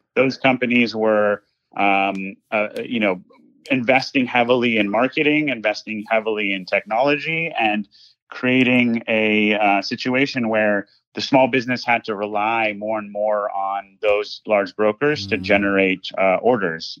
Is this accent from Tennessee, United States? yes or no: no; Los Angeles, California, United States; I grew up in Los Angeles, California.